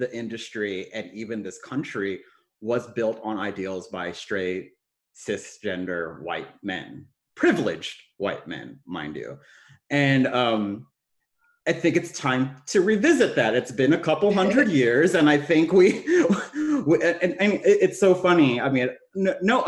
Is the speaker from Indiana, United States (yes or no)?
no; Texas, United States; also born or lived in San Francisco; I am from Texas. Both Amanda and I are from Texas